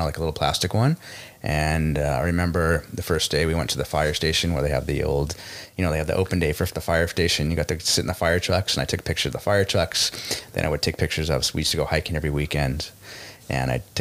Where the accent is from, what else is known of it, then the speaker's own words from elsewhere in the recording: Los Angeles, California, United States; also born or lived in Santa Monica; I was born in Los Angeles, and I've been here my whole life